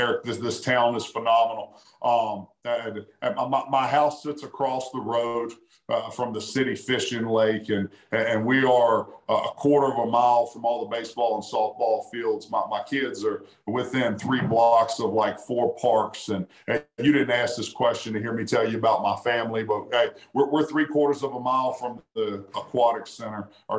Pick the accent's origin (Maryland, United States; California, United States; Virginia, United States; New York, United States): Virginia, United States; moved away as an adult; I took a job at Southern Virginia University in my home state, because that's an LDS community.